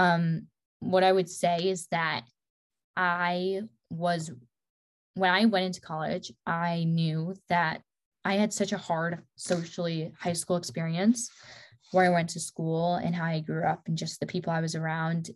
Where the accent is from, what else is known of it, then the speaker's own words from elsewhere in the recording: Midwest, United States; moved away as an adult; now in Dallas, United States; I grew up in the Midwest